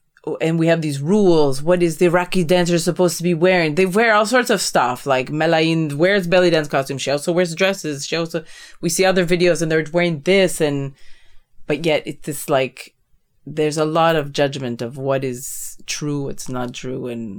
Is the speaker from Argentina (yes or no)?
no; Canada; Okay, me as a Canadian, like, I'm a Canadian, like, North America